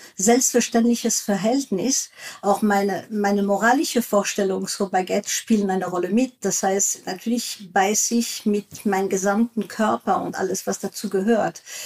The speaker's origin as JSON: {"language": "German", "country": "France", "second_language": "German", "moved": "yes", "said": "ich bin Französin"}